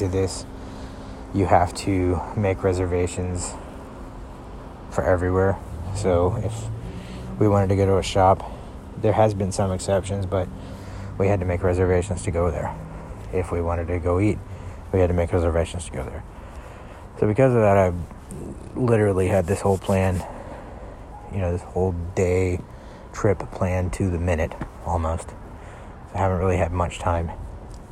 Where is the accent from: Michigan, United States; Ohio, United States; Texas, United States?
Texas, United States; Houston; I'm from Houston, Texas